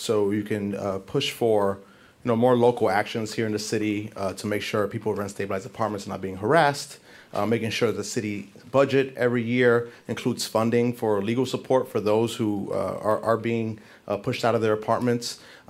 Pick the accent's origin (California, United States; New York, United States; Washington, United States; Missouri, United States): New York, United States; New York City; I grew up in East New York, Brooklyn, probably one of the most disinvested neighborhoods in the city.